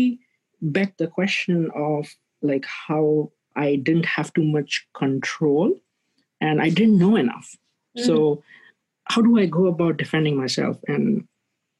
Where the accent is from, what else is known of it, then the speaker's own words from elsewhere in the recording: India; moved away as an adult; now in San Francisco Bay Area, United States; I'm originally from India, but I've been here in the US for about 6+ years now